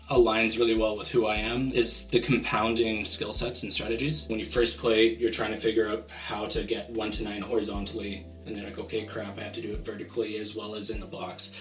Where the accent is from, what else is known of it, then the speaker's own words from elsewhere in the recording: Vancouver, British Columbia, Canada; I'm from Vancouver, Canada.